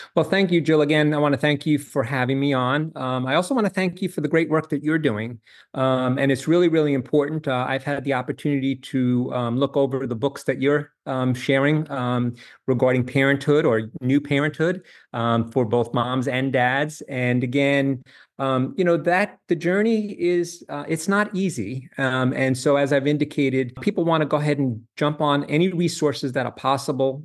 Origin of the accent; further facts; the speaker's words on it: New York, United States; moved away as an adult; also born or lived in Charlottesville, Virginia / Miami, Florida; now in Jacksonville, United States; I grew up in New York